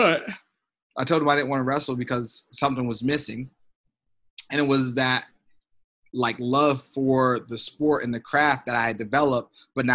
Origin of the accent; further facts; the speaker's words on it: Iowa, United States; we're in Iowa, my home state. We're at the place where I won, you know, like my state titles